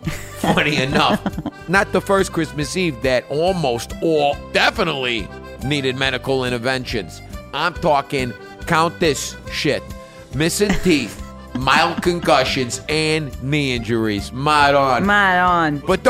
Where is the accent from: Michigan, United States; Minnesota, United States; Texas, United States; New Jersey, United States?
New Jersey, United States; Hi, Jersey. Oh, I'm from Jersey. I'm a Jersey broad.